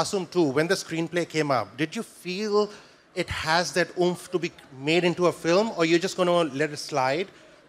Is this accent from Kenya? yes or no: no; India; now in New Zealand; I'm from India originally, but I live in New Zealand